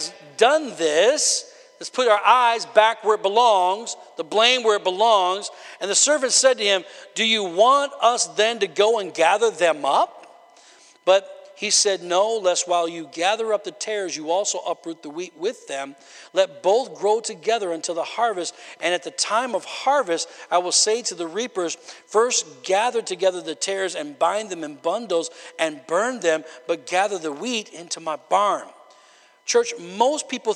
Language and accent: English; Wisconsin, United States; I come from Wisconsin